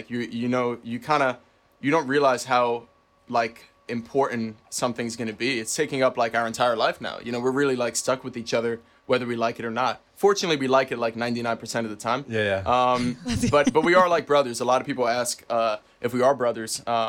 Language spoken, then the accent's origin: English; New York City, New York, United States; moved away as an adult; now in Los Angeles, United States; I'm born and raised there